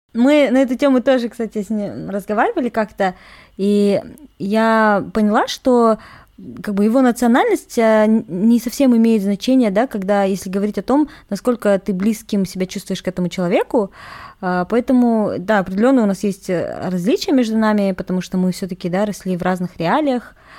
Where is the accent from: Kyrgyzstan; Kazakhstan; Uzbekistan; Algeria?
Kazakhstan; Я казашка